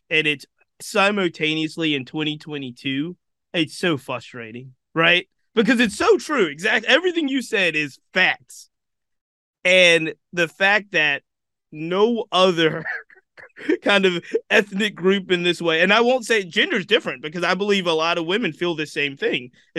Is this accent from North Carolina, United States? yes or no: no; Richmond, Virginia, United States; I'm born and raised in Richmond, Virginia.